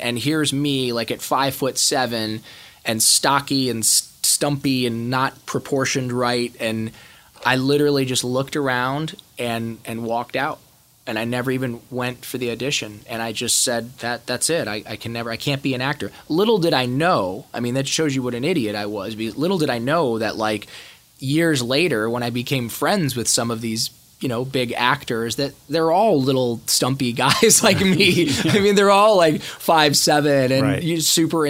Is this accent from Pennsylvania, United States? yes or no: no; Ohio, United States; I hated the … because I grew up in Ohio and that's what the guys that beat me up listened to.